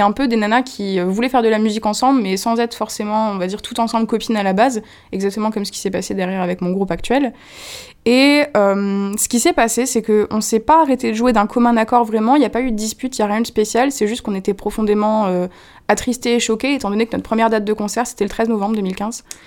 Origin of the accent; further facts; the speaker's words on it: Moselle, Lorraine, Grand Est, France; now in Paris, France; je viens d'un petit village mosellan, euh, où j'ai grandi